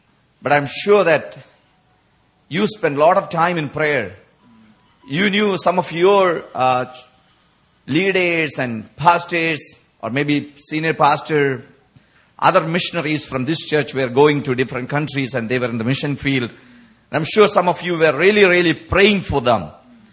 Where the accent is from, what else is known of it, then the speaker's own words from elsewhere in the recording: India; people like us, we come from India